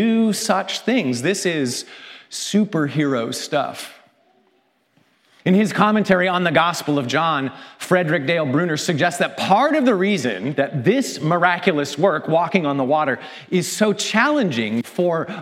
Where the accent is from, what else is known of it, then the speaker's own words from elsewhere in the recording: Canada; As a Canadian